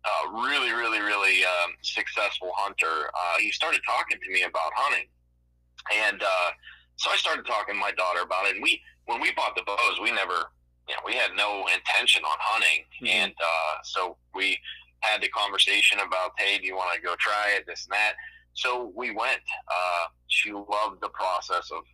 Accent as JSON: {"language": "English", "town": "Youngstown", "region": "Ohio", "country": "United States", "said": "I am from Youngstown, Ohio"}